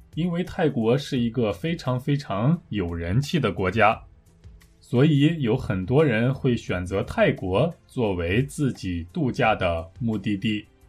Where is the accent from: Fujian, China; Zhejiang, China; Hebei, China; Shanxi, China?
Shanxi, China; Taiyuan; moved away; also born or lived in South Korea; 有听众在我的故乡吗？